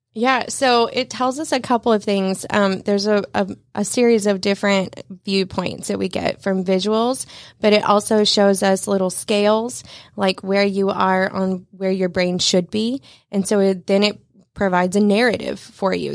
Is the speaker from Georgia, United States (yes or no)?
yes; North Georgia, United States; moved away as an adult; I'm actually from North Georgia